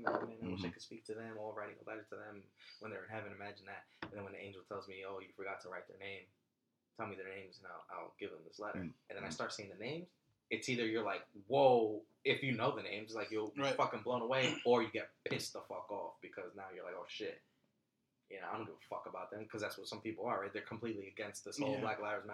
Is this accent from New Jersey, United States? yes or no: yes; Belleville, New Jersey, United States; also born or lived in Newark (North), New Jersey; Born in North, raised in Belleville